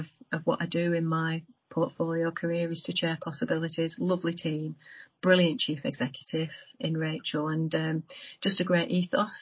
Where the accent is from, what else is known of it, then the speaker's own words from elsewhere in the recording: Bolton, North West England, United Kingdom; also born or lived in Crewe / Leeds; I'm from Bolton. I was adopted as a child and born in Crewe, grew up in Bolton